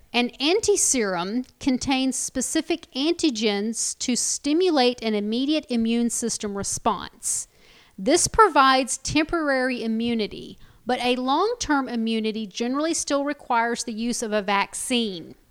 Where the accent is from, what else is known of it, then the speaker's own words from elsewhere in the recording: United States; we're American